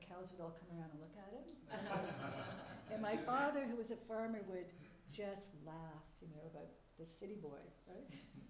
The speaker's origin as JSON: {"language": "English", "town": "Pugwash", "region": "Nova Scotia", "country": "Canada", "tie": "born or raised there", "also_born_or_lived": "Halifax", "said": "I was born in Pugwash, somehow sort of in this area, because back in those days, if you were in the country, you ended up going into the village to have your baby, so my mother was in here. And now Don and I live part of the time on the Gulf Shore in the farmhouse that my parents moved into when I was 3 years old."}